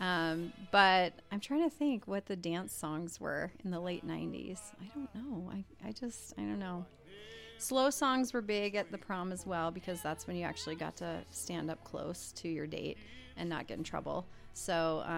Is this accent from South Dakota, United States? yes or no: yes; South Dakota, United States; moved away; I grew up in South Dakota, so in a small town